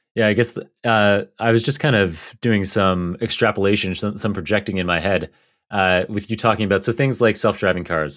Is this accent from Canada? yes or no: yes; Canada; now in United States; growing up in Canada or living now in the U S